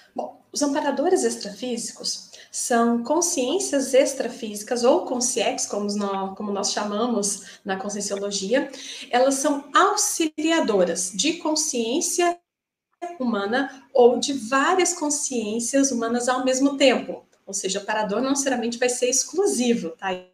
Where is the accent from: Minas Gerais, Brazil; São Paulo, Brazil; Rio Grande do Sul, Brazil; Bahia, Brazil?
Minas Gerais, Brazil; moved away as an adult; now in Joinville, Brazil; eu estou atualmente em Joinville é, eu sou de Minas, né, estou aqui há três anos